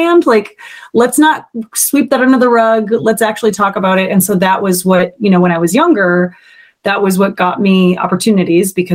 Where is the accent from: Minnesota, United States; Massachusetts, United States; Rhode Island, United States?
Minnesota, United States; moved away as an adult; also born or lived in New York; growing up in Minnesota